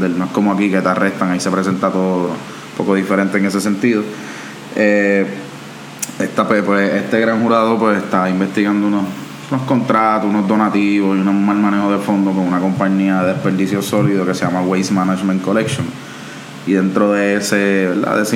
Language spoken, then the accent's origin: Spanish; Cataño, Puerto Rico; yo soy de Cataño, así que también esto a mí me interesa un poco.